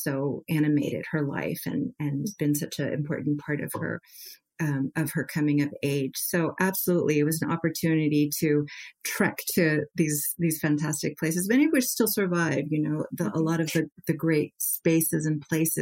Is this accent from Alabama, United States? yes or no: no; Marin County, Bay Area, California, United States; also born or lived in Iran; I grew up in Marin County